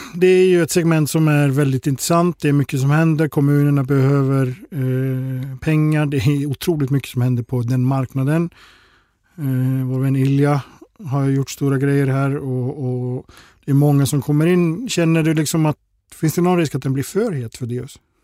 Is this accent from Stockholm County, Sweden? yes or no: no; Gothenburg, Västra Götaland, Sweden; som göteborgare